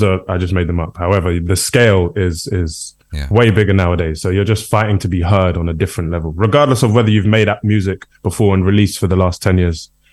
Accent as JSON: {"language": "English", "country": "United Kingdom", "also_born_or_lived": "Brixton, London", "said": "we're all British"}